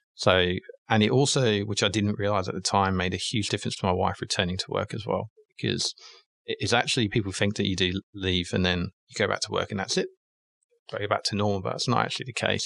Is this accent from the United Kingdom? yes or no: yes; England, United Kingdom; moved away; also born or lived in London; I'm English, and I started my career in obviously in the UK in London